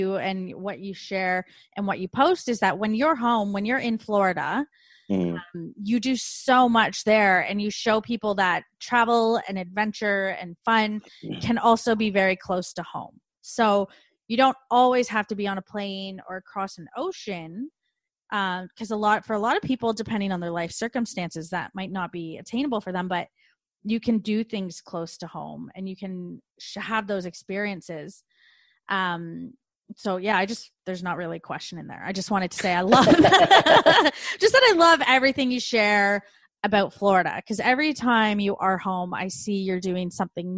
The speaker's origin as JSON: {"language": "English", "country": "Canada", "moved": "as an adult", "lives_now": "Australia", "said": "I'm Canadian, now living in Australia"}